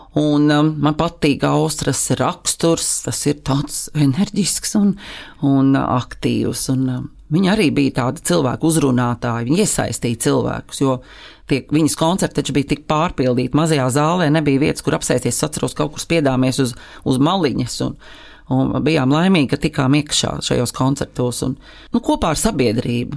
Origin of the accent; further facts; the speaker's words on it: Liepāja, Kurzeme, Latvia; moved away; Esmu dzimusi Liepājā, esmu beigusi tur uh, mūzikas skolu